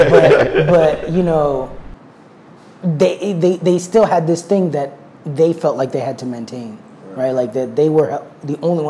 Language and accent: English; New York City, New York, United States; also born or lived in suburbs (unnamed); We moved into the inner city when I was about 10. And so the inner city is here in the Bronx